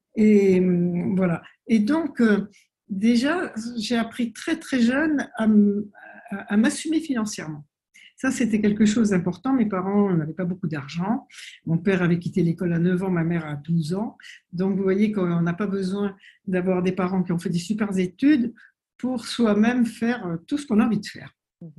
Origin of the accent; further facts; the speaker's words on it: French Polynesia; also born or lived in France; c'est ma mère qui est née en Polynésie et j'y ai grandi, mais je suis née en France pendant la guerre.